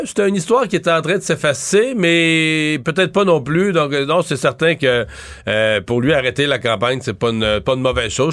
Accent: Rivière-du-Loup, Quebec, Canada; chez nous, à Rivière-du-Loup

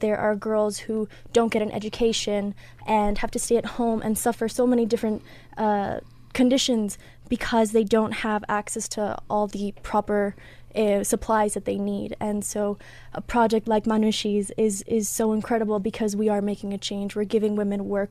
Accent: Puerto Rico; I'm from Puerto Rico

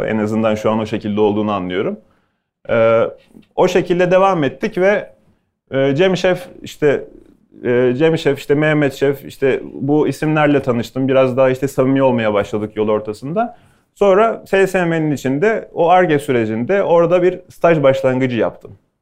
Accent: Bursa, Turkey; also born or lived in Ankara / Istanbul; now in Bodrum, Turkey

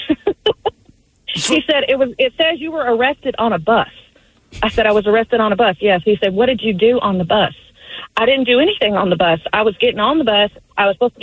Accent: the South, United States; I grew up in the South

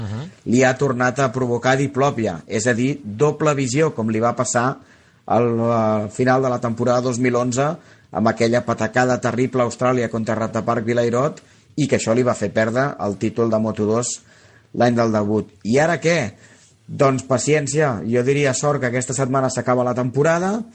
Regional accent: Barcelona, Catalonia, Spain; also born or lived in Rubí; jo sóc barceloní

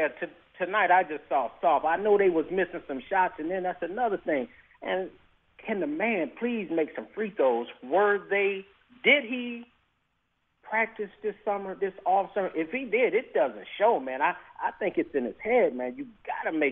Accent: Milwaukee, Wisconsin, United States; now in Arizona, United States; I live out here in Arizona, man. I'm from Milwaukee

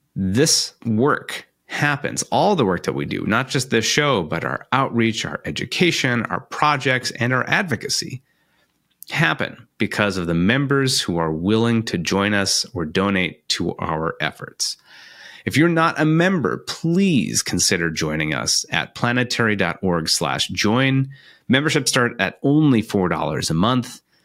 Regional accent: Iowa City, Iowa, United States; I'm from Iowa, I'm from Iowa City, and I grew up just a few blocks away from the Van Allen building

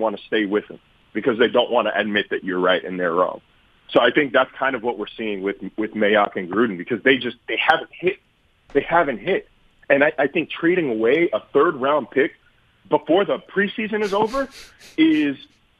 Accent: Sacramento, California, United States; Like, I'm already a Sacramento Kings fan, and I'm not abandoning them because that's my hometown.

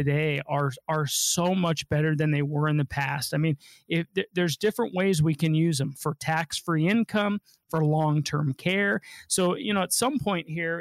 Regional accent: Denver, Colorado, United States; I was born and raised here in Denver, Colorado

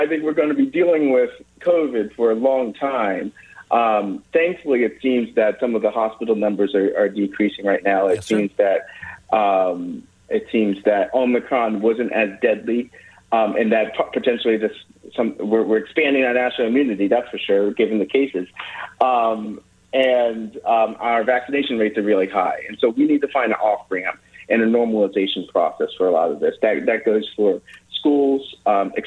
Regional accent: Mount Airy, Maryland, United States; also born or lived in Ballenger Creek, Maryland; now in Adamstown, United States; I was raised in Mount Airy, which is District 2

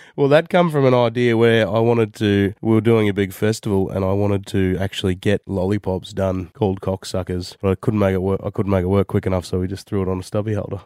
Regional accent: Jindabyne, New South Wales, Australia; moved away; also born or lived in Wagga Wagga; Grew up in Jindabyne. Yep, that's my hometown

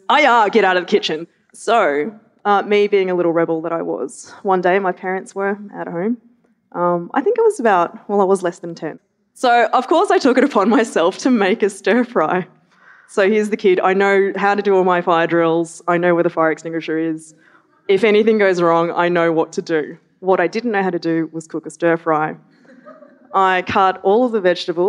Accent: Melbourne, Victoria, Australia; I grew up in Melbourne

